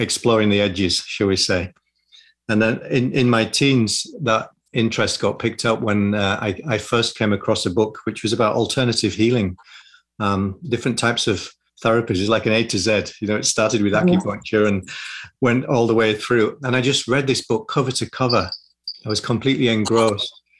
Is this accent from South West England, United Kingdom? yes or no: no; Yorkshire and the Humber, United Kingdom; also born or lived in London; now in Sussex, United Kingdom; I grew up in West Yorkshire in the north of England.